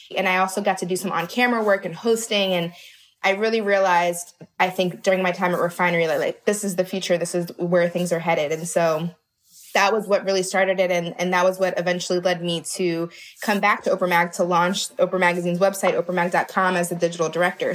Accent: outside of Baltimore, Maryland, United States; I grew up in outside of Baltimore

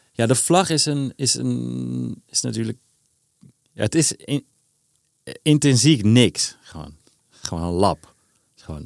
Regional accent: Amsterdam, North Holland, Netherlands; ik voel me Amsterdammer

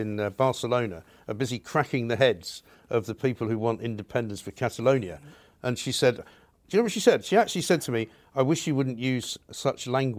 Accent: United Kingdom; You know, we are British. We have a British passport.

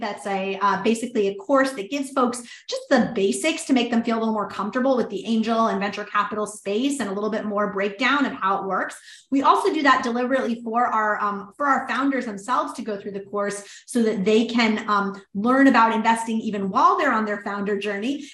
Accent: New Orleans, Louisiana, United States; moved away; New Orleans, which was my hometown.

